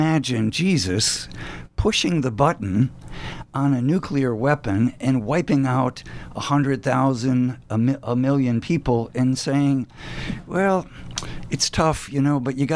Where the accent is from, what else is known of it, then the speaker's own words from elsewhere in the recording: the American South, United States; as a Southerner